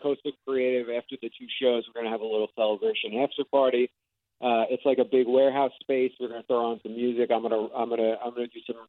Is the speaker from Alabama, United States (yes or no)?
no; New York, United States; moved away as an adult; also born or lived in Los Angeles; now in Fort Myers, United States; So I'm from New York. I grew up in New York, and my family's still up there.